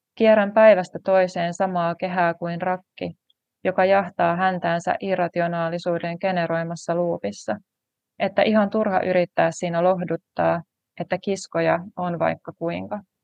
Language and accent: Finnish; Tampere, Pirkanmaa, Finland; Olen tamperelainen kirjailija